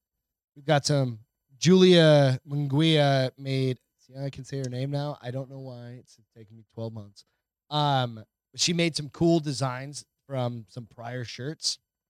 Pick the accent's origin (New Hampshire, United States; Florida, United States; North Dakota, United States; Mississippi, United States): New Hampshire, United States; I grew up in New Hampshire.